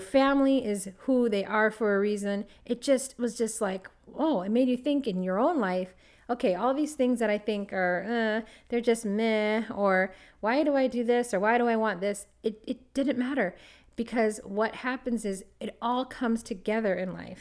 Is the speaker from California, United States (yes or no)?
yes; Los Angeles, California, United States; moved away as an adult; also born or lived in Toronto, Canada; I'm from Los Angeles